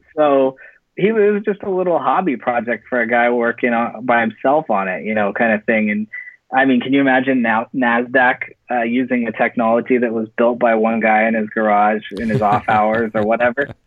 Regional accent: Silicon Valley, California, United States; moved away as an adult; also born or lived in Central Coast, California; now in Los Angeles, United States; I'm actually from Silicon Valley. Uh, that's where I uh, grew up

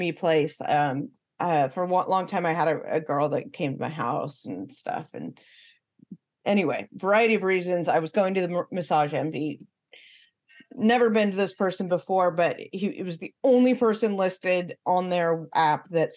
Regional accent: Northern California, United States; born or raised there; accent: California accent; moved away as an adult; also born or lived in Bay Area / San Diego / Midwest

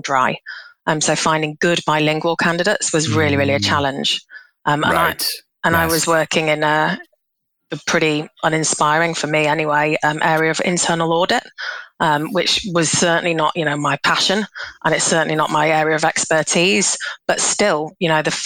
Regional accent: Leeds, Yorkshire and the Humber, United Kingdom; moved away as an adult; also born or lived in Glasgow; now in Vietnam; I'm originally from Leeds

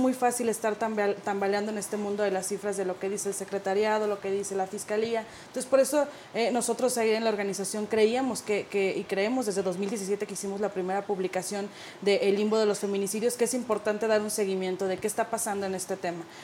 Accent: Sinaloa, Mexico; los carteles, yo soy de Sinaloa.

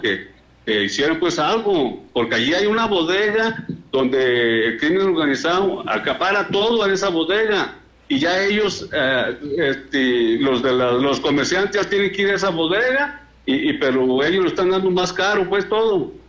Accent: La Ruana, Michoacán, Mexico; allá en mi pueblo, en La Ruana, o sea, en el municipio de Bonavista

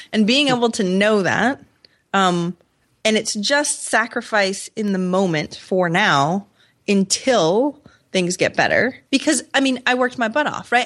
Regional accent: Maine, United States; moved away; also born or lived in Rochester, New York; I'm from Maine, so a super small town

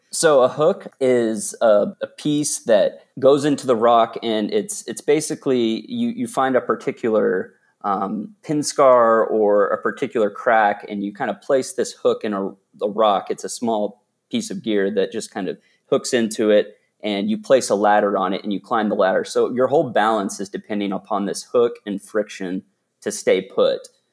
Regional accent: Dallas, Texas, United States; also born or lived in Austin, Texas; I was born and raised in Dallas, Texas

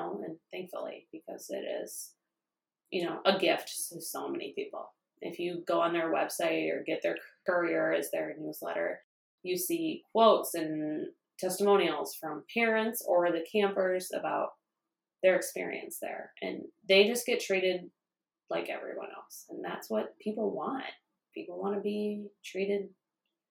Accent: Cascade, United States; growing up in Cascade

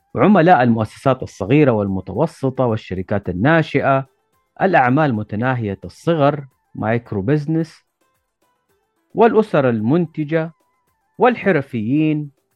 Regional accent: Saudi Arabia; عندنا في السعودية

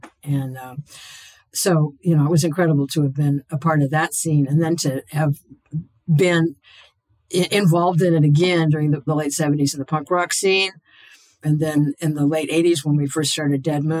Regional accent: Portland, Oregon, United States; I was born in Portland. I grew up here. To me, this is my hometown.

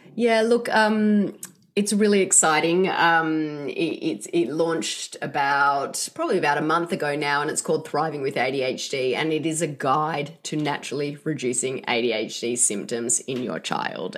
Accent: Australia; now in Seattle, United States; I'm not from here, as you can tell by my accent. But, um, in Australia

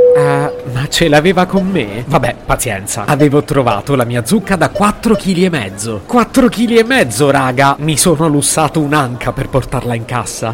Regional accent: Italy; sono nato in Italia

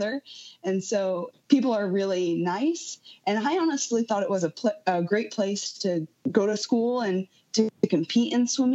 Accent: Southwest Washington, United States; moved away as an adult; also born or lived in Fairbanks, Alaska; I grew up in Southwest Washington

